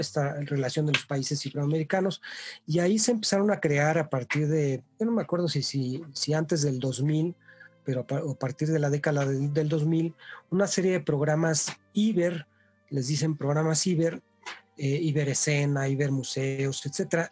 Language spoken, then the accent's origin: Spanish; Mexico; Somos mexicanos